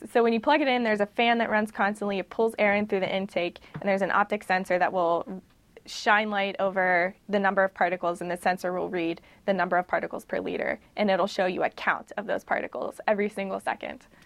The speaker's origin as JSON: {"language": "English", "town": "Pittsburgh", "region": "Pennsylvania", "country": "United States", "tie": "born or raised there", "said": "I am from Pittsburgh. Mm-hmm. Um, born and raised"}